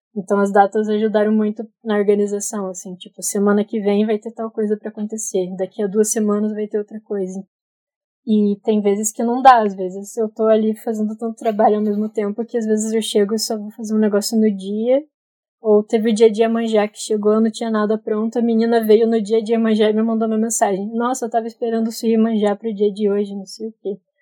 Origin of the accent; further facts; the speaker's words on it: Curitiba, Paraná, Brazil; Nasci em Curitiba, na verdade, estou aqui até hoje